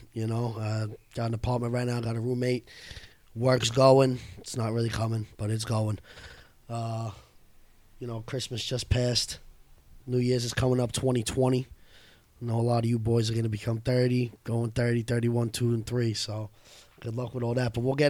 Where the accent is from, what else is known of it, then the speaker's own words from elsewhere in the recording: New York City, New York, United States; I am from the Bay Ridge, Dyker Heights area of Brooklyn, New York. I am 28 years old, the baby of the group.